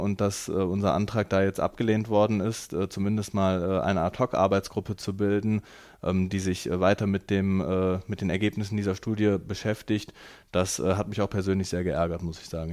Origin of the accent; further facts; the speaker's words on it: Rheydt, North Rhine-Westphalia, Germany; ich bin in Reit äh, groß geworden